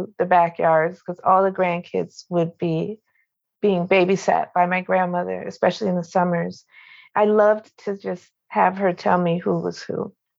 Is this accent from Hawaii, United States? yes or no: no; New Jersey, United States; I grew up in New Jersey